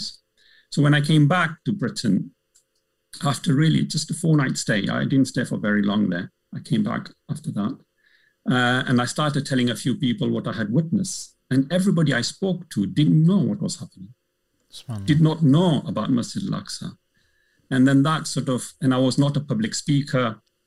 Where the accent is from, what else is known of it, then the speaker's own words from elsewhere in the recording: Malawi; now in United Kingdom; Coming from an African background, I'm originally from Malawi